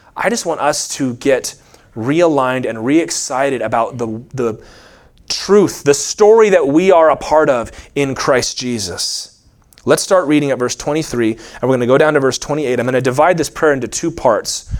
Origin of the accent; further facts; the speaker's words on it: Virginia, United States; I grew up in Virginia